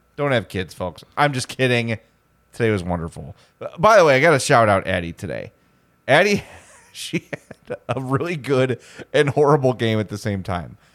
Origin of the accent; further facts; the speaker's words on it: Homewood, Illinois, United States; I'm from Homewood